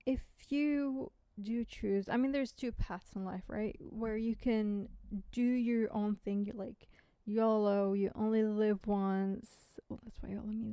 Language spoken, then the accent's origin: English; United States; accent: American; now in United Kingdom; I know my accent is American, but I live in the UK.